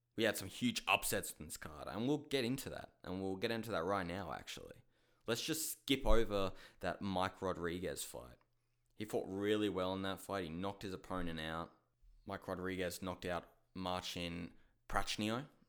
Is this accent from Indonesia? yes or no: no; Australia; I'm from Australia